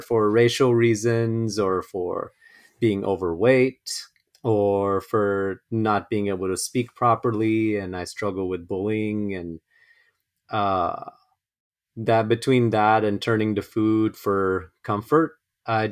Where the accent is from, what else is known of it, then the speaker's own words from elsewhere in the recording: Los Angeles, California, United States; I was born and raised in Los Angeles, uh, first generation